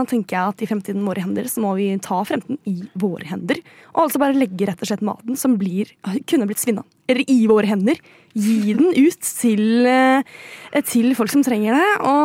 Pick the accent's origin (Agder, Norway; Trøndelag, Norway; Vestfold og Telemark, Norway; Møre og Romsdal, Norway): Trøndelag, Norway; Nei, jeg er trønder.